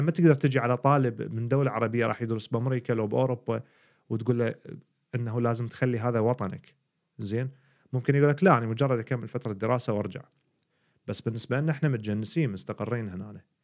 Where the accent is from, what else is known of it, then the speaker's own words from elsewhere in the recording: Iraq; moved away as an adult; now in Sweden; احنا كعراقيين